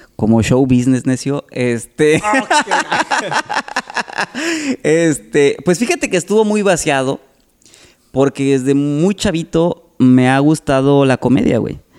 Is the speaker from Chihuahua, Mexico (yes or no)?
no; Salamanca, Guanajuato, Mexico; moved away as an adult; now in Tampico, Mexico; Yo soy de Salamanca, Guanajuato. Eh, allá viví 18 años y tengo ya 19, casi 20 años viviendo aquí en Tampico.